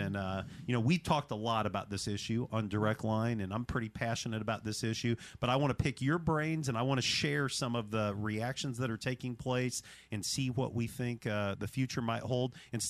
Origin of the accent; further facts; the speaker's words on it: the Bible Belt, United States; my history of growing up in the Bible Belt, that's not reality all over the country.